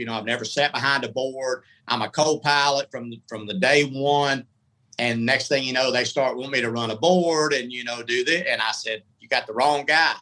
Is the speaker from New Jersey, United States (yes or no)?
no; Atlanta, Georgia, United States; moved away; also born or lived in Tampa; Went to iHeart in Atlanta. Stayed 9 months. I just thought I would be massive there because that's my hometown